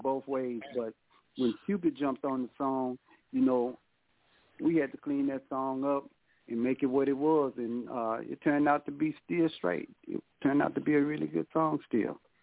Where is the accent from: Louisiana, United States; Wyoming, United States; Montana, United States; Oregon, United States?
Louisiana, United States; Baton Rouge; now in Houston, United States; I'm from Baton Rouge, Louisiana. I'm living in Houston right now.